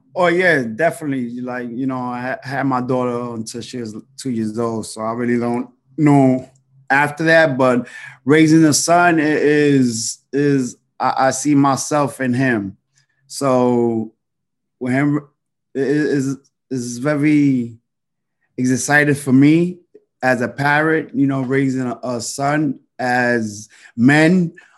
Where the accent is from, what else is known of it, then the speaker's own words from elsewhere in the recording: New York City, New York, United States; growing up in the Heights